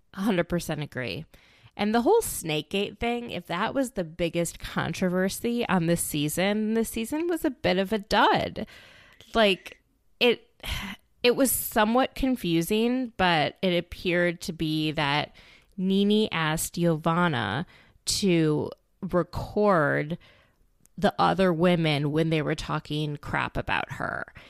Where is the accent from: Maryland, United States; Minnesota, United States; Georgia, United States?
Minnesota, United States; Minneapolis; my hometown of Minneapolis, Minnesota